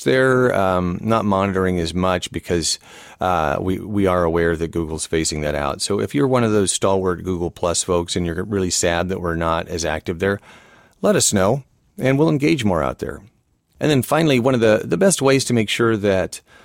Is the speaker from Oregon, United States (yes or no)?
yes; Portland, Oregon, United States; my hometown here is Portland, Oregon.